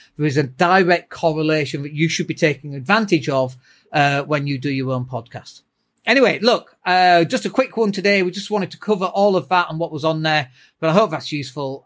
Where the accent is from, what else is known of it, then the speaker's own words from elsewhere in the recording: Leeds, Yorkshire and the Humber, United Kingdom; I'm from Leeds